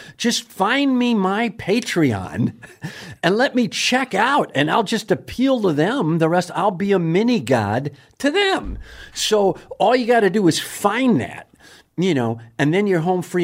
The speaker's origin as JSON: {"language": "English", "region": "Wisconsin", "country": "United States", "said": "I'm from Wisconsin."}